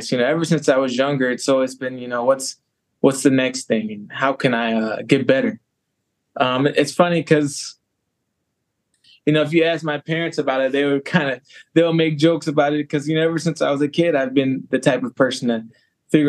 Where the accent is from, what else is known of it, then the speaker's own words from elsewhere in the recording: Madison, Wisconsin, United States; also born or lived in Beloit, Wisconsin / Waunakee, Wisconsin / New Mexico; I was born in Madison. Raised in the Madison area as well.